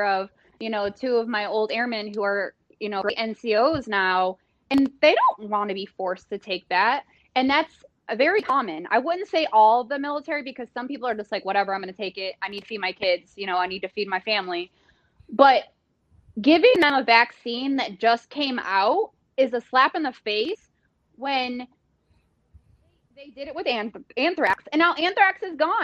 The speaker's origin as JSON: {"language": "English", "town": "Detroit", "region": "Michigan", "country": "United States", "said": "I'm from Detroit"}